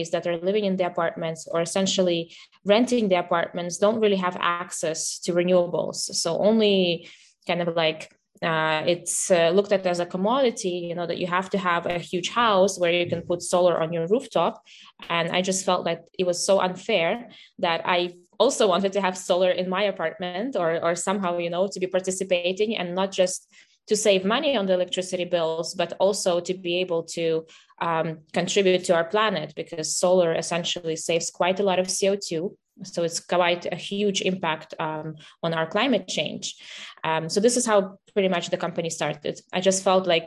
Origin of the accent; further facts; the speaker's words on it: Kyiv, Ukraine; I'm originally from Kiev, so from the capital. This is where I was born, and I was growing up there.